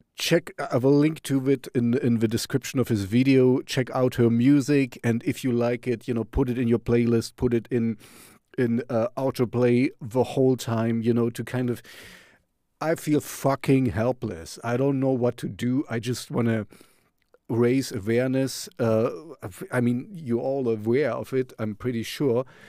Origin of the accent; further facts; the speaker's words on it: Jena, Thuringia, Germany; Jena, um, you know, my hometown.